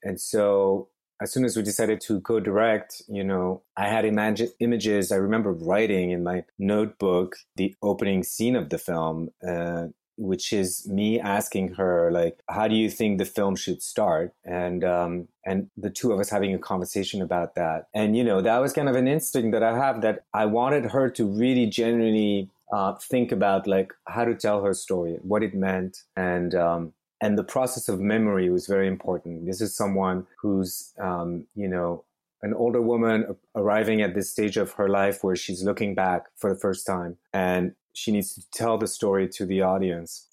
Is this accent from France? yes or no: yes; Lyon, Auvergne-Rhône-Alpes, France; moved away as an adult; also born or lived in Paris, France; now in Brooklyn, United States; I grew up in France, in Lyon, and then I moved up to Paris to do engineering studies